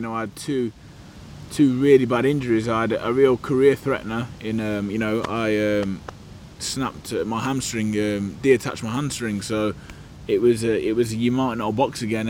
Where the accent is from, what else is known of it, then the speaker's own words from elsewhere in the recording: Burton-on-Trent, West Midlands, United Kingdom; I grew up in the middle of the country, small town called Burton-on-Trent, brewing town